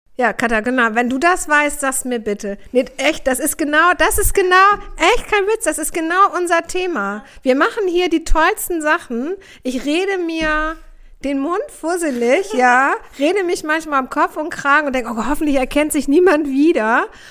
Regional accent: Hamburg, Germany; ich komme aus Hamburg, ich komme aus Hamburg Aldonor, also ganz nah am Kiez

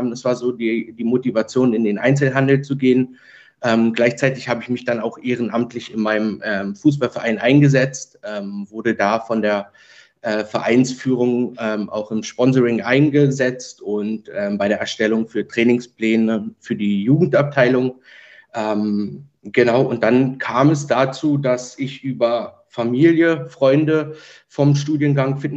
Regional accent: Berlin, Germany; born there; Genau, also ich bin äh, in Ge Berlin geboren, wohne noch heute in Berlin

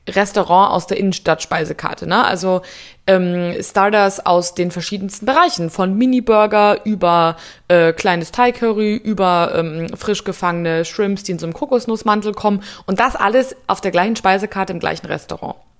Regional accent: Munich, Bavaria, Germany; Ich komme aus München

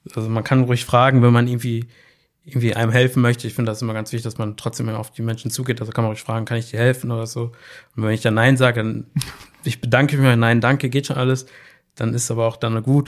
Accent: Bochum, North Rhine-Westphalia, Germany; zu meinen Schulzeiten, ich komme ja aus Leer, da fuhr ja immer die 310

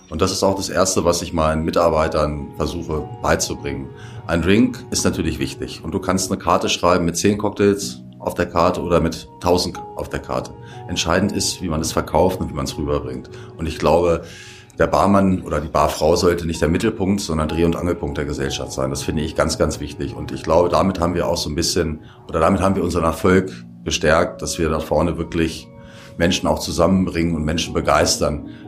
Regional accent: Hanover, Lower Saxony, Germany; moved away as an adult; now in Leogang, Austria; Ich komme ursprünglich aus Hannover. Ich bin im Dezember 2015 nach Leogang gekommen

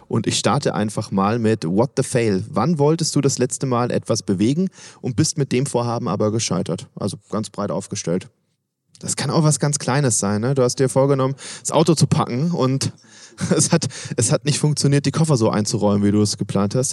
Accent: Swabia, Germany; auch ich komme aus Schwaben

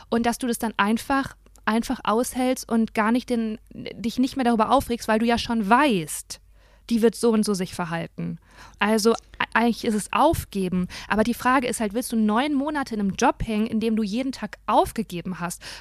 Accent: Germany; anderen Ländern dachten halt nicht, dass ich Deutsche bin.

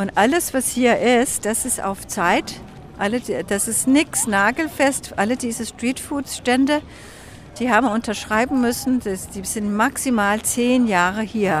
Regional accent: Copenhagen, Capital Region of Denmark, Denmark; German is a second language; Kopenhagen ist ja meine Heimat und äh, ja, hier wohne ich

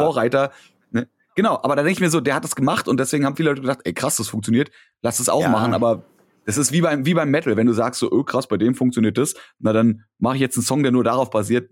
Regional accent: Berlin, Germany; als Berliner

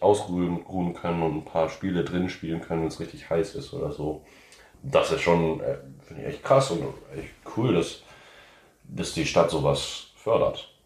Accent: New Orleans, Louisiana, United States; moved away as an adult; now in Germany; ich komme aus New Orleans, in, aus Amerika

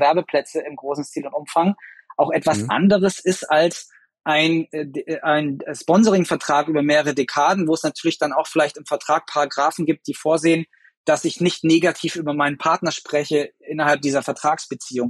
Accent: Germany; wir als Deutsche

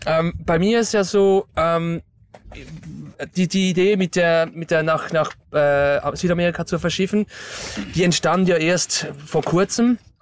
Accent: Stäfa, Zurich, Switzerland

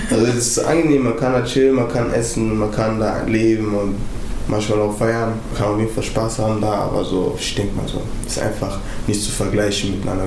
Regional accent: Wuppertal, North Rhine-Westphalia, Germany; Wuppertal ist so klein. Also wo ich ganz viele Sachen nur verbinde. Barm und Oberbarm. Da wo ich aufgewachsen bin, halt. so diese Ecken, Unterbarm.

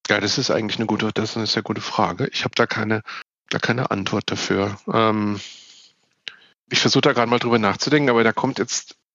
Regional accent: southwest Germany, Germany; Ich bin ja in Deutschland im Südwesten aufgewachsen.

